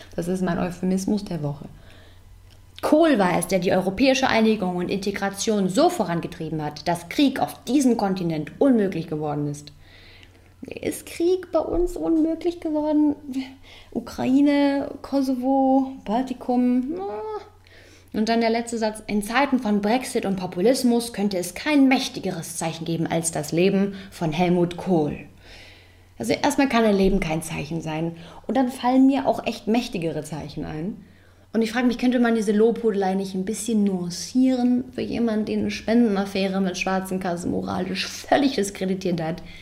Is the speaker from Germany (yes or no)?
yes; East Germany, Germany; ich wurde im Osten geboren